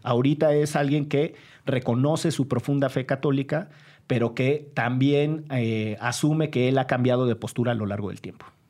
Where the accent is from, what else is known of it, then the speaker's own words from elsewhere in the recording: Orizaba, Veracruz, Mexico; moved away; Orizaba, Veracruz, de donde soy oriundo